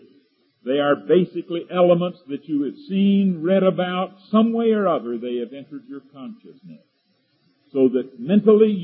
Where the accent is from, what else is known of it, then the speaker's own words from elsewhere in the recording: eastern North Carolina, United States; moved away as an adult; When I came to Asbury College out of the swamps of North Carolina, down in the eastern part of North Carolina, you couldn't get in or out of my hometown without going through Green Swamp